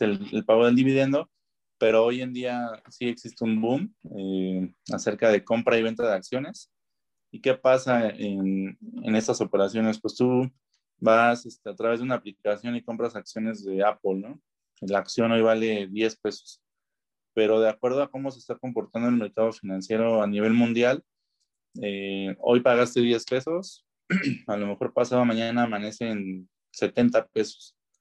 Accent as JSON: {"language": "Spanish", "country": "Mexico", "said": "Como mexicanos, como ciudadanos"}